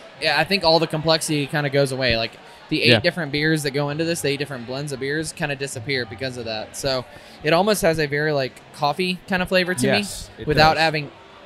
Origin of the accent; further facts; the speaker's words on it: United States; I also love maple and I love bacon, of course, because I'm American.